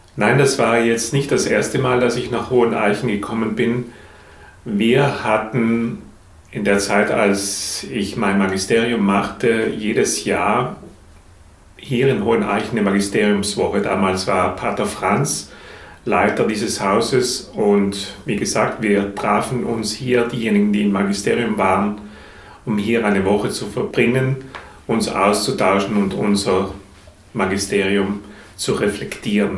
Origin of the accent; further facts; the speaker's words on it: South Tyrol, Trentino-Alto Adige, Italy; moved away as an adult; now in Dresden, Germany; Ich komme ursprünglich aus Südtirol, bin ein sehr naturverbundener Mensch, von Kindheit